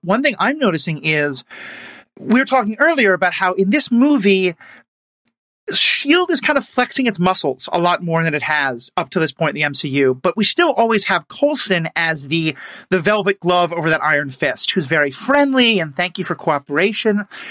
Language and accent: English; New York City, New York, United States; That's my hometown as well.